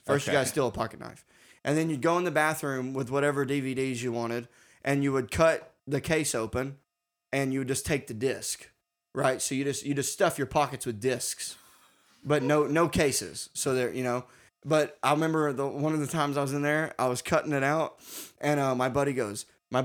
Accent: Arkansas, United States; born or raised there; also born or lived in Boston; now in Austin, United States

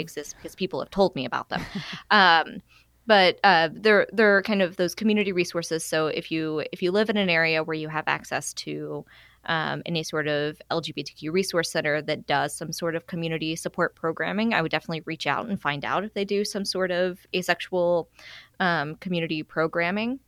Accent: Arkansas, United States; now in Alabama, United States; I'm originally from Arkansas

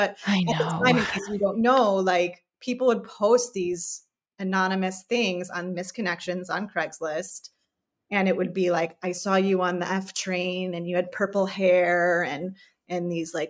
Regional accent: Chicago, Illinois, United States; That was always like in my little heart as a kid growing up in the Chicago area.

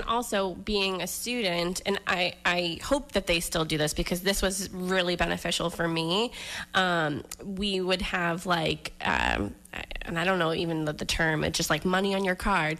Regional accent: Weymouth, Massachusetts, United States; also born or lived in Florida; I grew up in Weymouth, grew up in Massachusetts, so, you know, I'm familiar with the area

